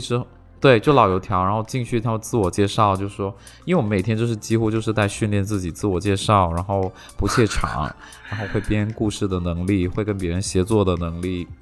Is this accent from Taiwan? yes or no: no; Shenzhen, Guangdong, China; Chinese is a second language; 当时我们，呃，在深圳